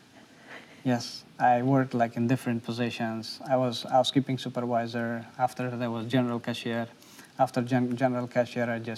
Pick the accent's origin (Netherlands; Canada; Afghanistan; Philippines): Afghanistan; English is a second language; moved away as an adult; now in Nashville, United States; I'm a refugee. I came from Afghanistan.